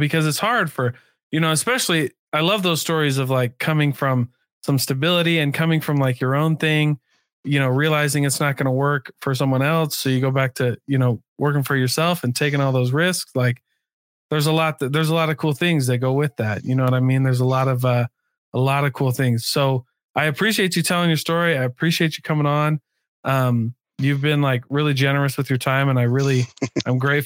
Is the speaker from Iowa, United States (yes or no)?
yes; Iowa, United States; one of my favorite jobs was selling big industrial metal machines in my home state of Iowa